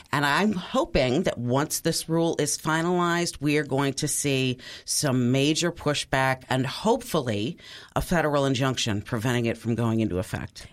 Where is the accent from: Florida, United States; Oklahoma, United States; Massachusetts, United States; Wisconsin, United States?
Wisconsin, United States; my home state of Wisconsin